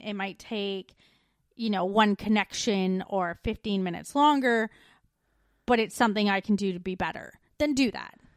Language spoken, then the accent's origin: English; Canada; moved away